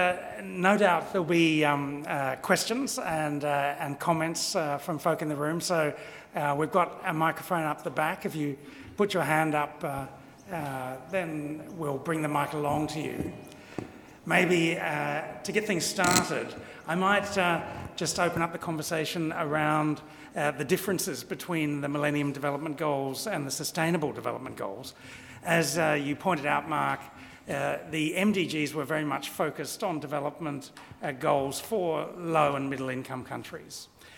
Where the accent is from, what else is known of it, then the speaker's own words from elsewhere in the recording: Australia; It makes me very proud as an Australian